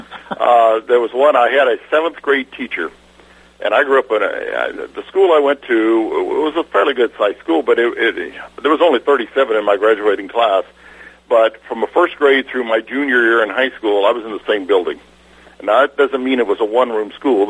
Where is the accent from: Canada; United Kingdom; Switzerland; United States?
United States; Missouri; now in Texas, United States; I actually grew up in a town called Lavoisier, which is about 13 miles from Fulton